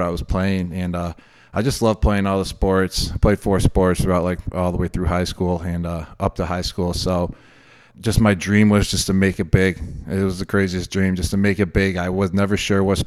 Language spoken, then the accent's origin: English; Buffalo, New York, United States; I grew up in Buffalo, New York.